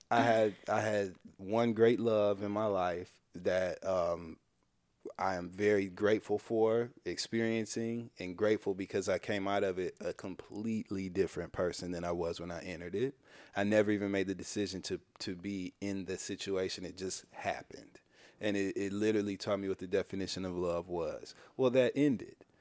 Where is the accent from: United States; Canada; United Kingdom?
United States; Midwest; from the Midwest